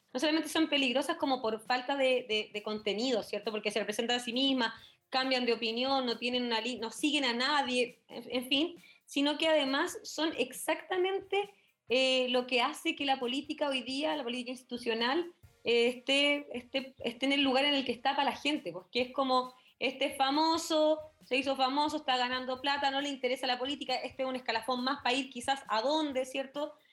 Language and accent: Spanish; La Florida, Santiago Metropolitan Region, Chile; yo soy oriunda de la Florida